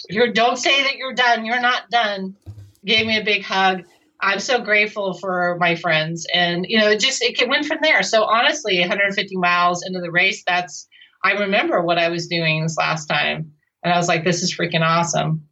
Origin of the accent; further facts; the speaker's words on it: Pacific Northwest, United States; I come from the Pacific Northwest